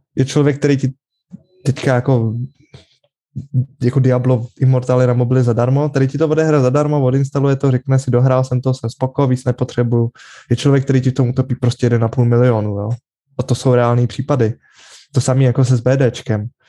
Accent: Czechia; u nás v Čechách

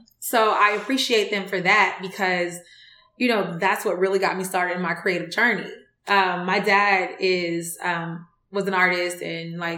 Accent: Decatur, Georgia, United States; I was born in Decatur, raised in Decatur in East Atlanta, like zone 6

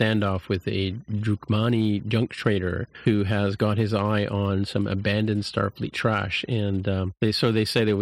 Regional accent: Canada; speaking as a Canadian

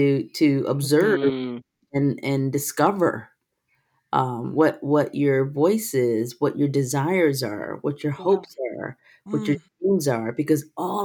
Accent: Detroit, Michigan, United States; English is a second language; also born or lived in Korea; I grew up in Korea until I was 6 years old. And when I came to America, I couldn't speak English. And then my parents divorced, and my single black father raised me and my brother, retired from the military, moved me to Detroit

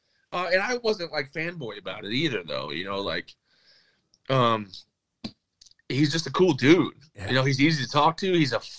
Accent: Michigan, United States; I'm from Michigan. Like, Detroit Red Wings, that's in our blood.

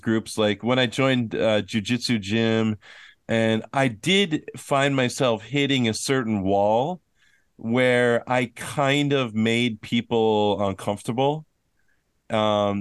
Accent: Minnesota, United States; now in South Korea; I'm from Minnesota

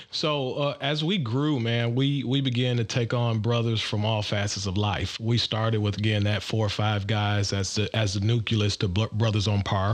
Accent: Detroit, Michigan, United States; now in Atlanta, United States; I'm also from the Midwest. I'm originally from Detroit, Michigan

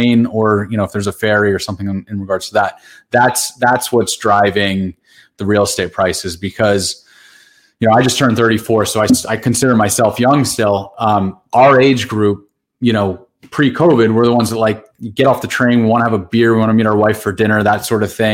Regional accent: Randolph, New Jersey, United States; I grew up in the Randolph section of Morris County

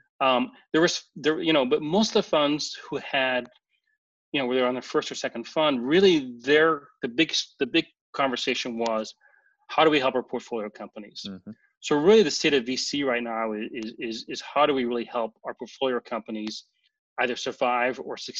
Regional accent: Santa Monica, California, United States; now in Orange County, United States; I'm from Santa Monica

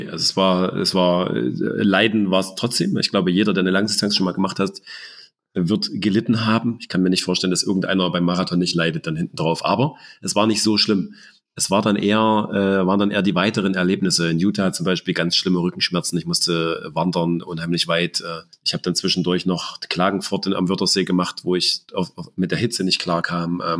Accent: Germany; weil das ja nun auch ein großes Ziel ist, gerade als Deutscher das mal zu erleben.

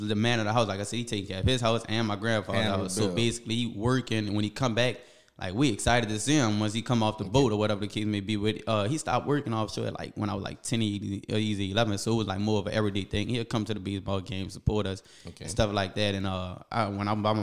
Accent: New Orleans, Louisiana, United States; Hollygrove. I'm from Hollygrove

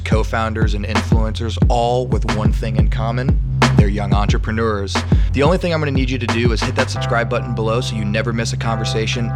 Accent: West Lafayette, Indiana, United States; moved away as an adult; now in Austin, United States; I went to college in my hometown

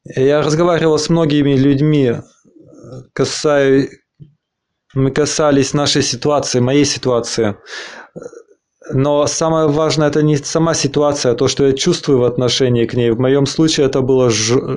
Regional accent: Argentina; now in Berlin, Germany; я э, из Аргентины, из Аргентины

